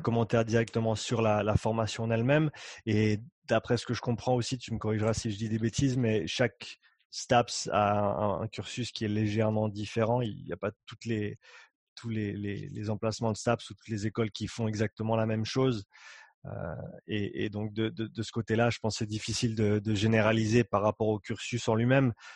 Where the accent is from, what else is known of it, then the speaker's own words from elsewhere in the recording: Nyon, Vaud, Switzerland; moved away as an adult; also born or lived in Canada / Australia; j'ai grandi ici, j'ai grandi à Nyon.